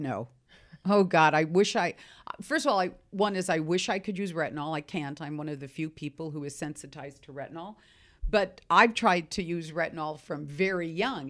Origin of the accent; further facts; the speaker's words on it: Seattle, Washington, United States; having grown up you know, in Seattle, Starbucks world